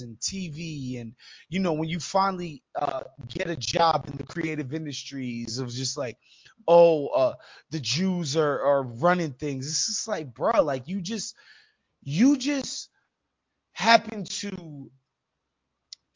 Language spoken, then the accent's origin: English; New York City, New York, United States; I'm from New York City